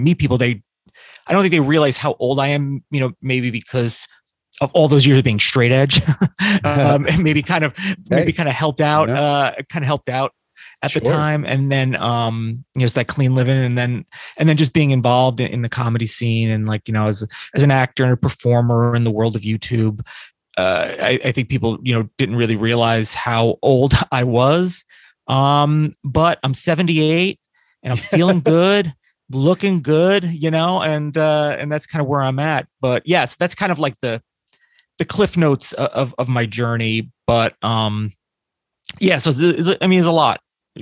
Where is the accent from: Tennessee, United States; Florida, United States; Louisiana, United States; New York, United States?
New York, United States; Newburgh; also born or lived in New Jersey / Poughkeepsie, New York; at about 10, I moved to upstate New York